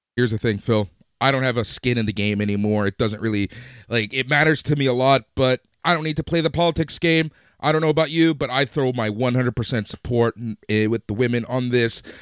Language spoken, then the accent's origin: English; Toronto, Ontario, Canada; we're from Toronto